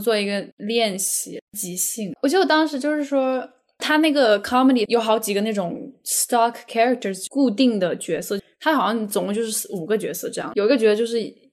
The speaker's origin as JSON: {"language": "Chinese", "region": "Hunan", "country": "China", "moved": "as an adult", "lives_now": "Los Angeles, United States", "said": "我就开始说我的方言，因为我是湖南人"}